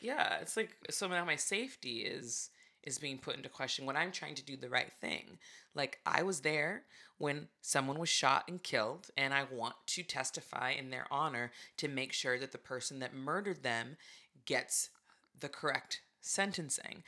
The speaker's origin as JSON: {"language": "English", "town": "Santa Barbara", "region": "California", "country": "United States", "tie": "born or raised there", "said": "I grew up in Santa Barbara"}